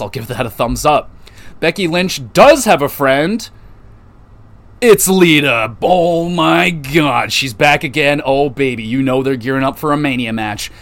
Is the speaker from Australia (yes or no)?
no; Canada; Canada, baby, my home country